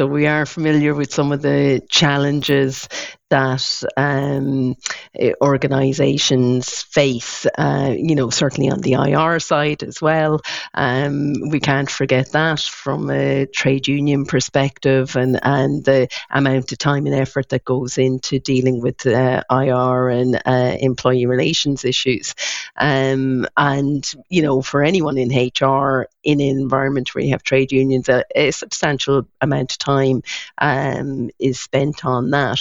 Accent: Ireland; we as Irish citizens

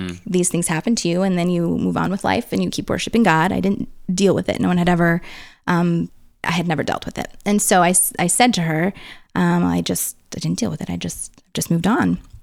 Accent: St. Peters, Missouri, United States; I grew up in Middle America, um, little suburb outside of St. Louis

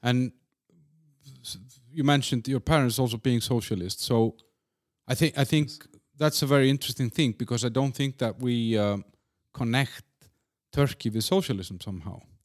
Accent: Iceland; my home country in Iceland

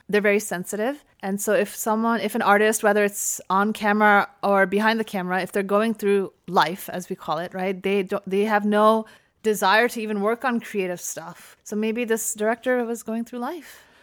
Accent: United States; I was born and raised in America, my parents are immigrants

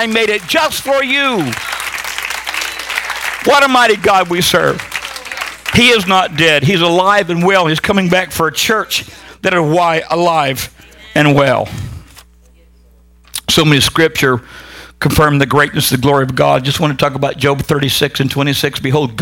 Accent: Huntington Beach, California, United States; I am from Southern California. I am a Huntington Beach surfer. I grew up with that crowd

